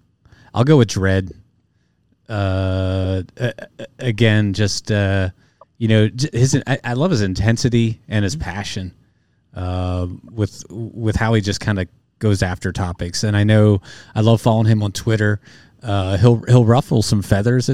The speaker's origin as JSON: {"language": "English", "town": "State College", "region": "Pennsylvania", "country": "United States", "tie": "born or raised there", "said": "I was born in State College, Pennsylvania. Happy Valley"}